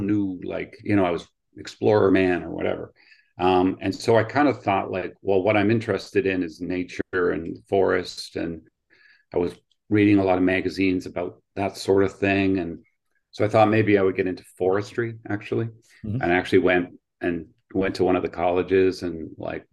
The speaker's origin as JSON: {"language": "English", "town": "Oshawa", "region": "Ontario", "country": "Canada", "tie": "born or raised there", "also_born_or_lived": "England", "said": "I grew up in Oshawa, which is just east of Toronto"}